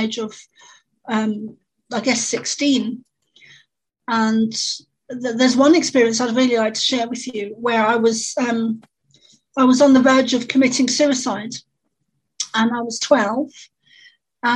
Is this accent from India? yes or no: no; London, United Kingdom; I grew up in London, in the East End, which would be similar to the equivalent of the Bronx